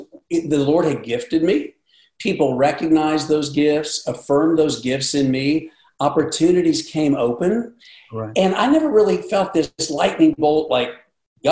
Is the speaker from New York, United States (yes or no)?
no; Seymour, Indiana, United States; now in Nashville, United States; I grew up in Indiana, Southern Indiana, Seymour, Indiana